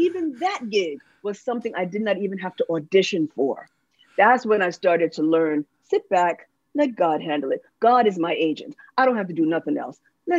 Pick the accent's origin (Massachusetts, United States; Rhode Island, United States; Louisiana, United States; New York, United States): New York, United States; New York City; also born or lived in Los Angeles, California; now in Durham, United States; When I came to move here in North Carolina, I'm originally from the Bronx, the boogie down, lived in LA for a while, but I live in Durham, North Carolina now because of a family emergency. We had to move here.